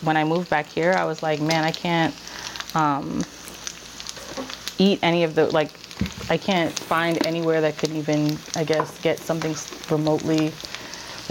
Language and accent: English; Virginia, United States; moved away; also born or lived in New York; I was born in Virginia or in the DMV area.